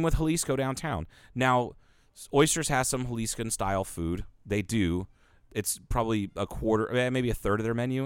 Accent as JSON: {"language": "English", "region": "Ohio", "country": "United States", "tie": "born or raised there", "moved": "yes", "said": "I lived in Ohio for all those years"}